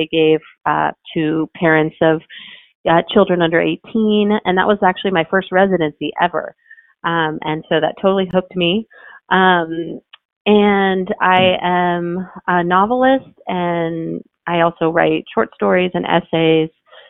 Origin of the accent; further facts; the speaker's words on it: Khobar, Eastern Province, Saudi Arabia; born there; I mean, I was born in Khobar, Saudi Arabia. I can never be president of the United States.